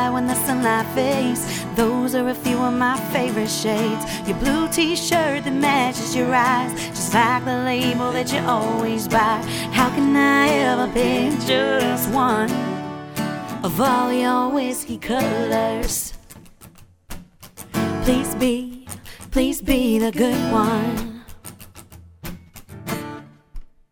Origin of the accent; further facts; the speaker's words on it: Columbus, Ohio, United States; moved away as an adult; now in North Shore, Massachusetts, United States; I grew up in Columbus, Ohio, moved out here about 12 years ago now